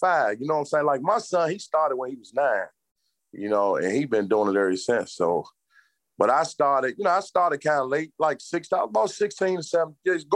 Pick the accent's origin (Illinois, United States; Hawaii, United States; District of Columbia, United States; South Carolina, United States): District of Columbia, United States; Washington; now in Maryland, United States; I'm from Washington, D.C. I'm Washingtonian. I live in Maryland now, but I was born and raised in Washington, D.C.